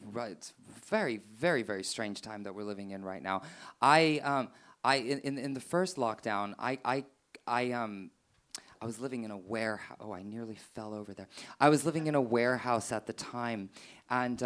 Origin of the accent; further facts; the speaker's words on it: West Coast, United States; now in United Kingdom; I'm from the West Coast. We're a bit hippie.